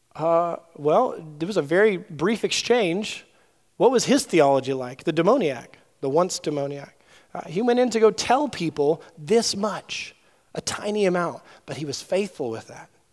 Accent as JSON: {"language": "English", "region": "Southern California", "country": "United States", "tie": "born or raised there", "said": "I grew up in Southern California"}